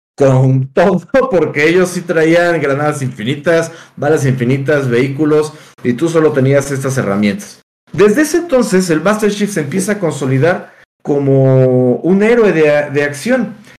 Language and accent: Spanish; Mexico; como mexicanos tenemos esta tradición de eh, la lucha libre